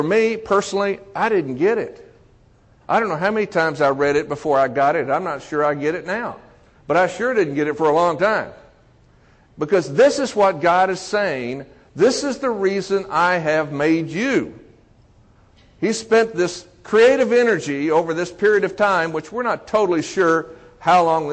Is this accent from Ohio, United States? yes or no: no; Texas, United States; growing up in Texas as a Baptist, going to church every Sunday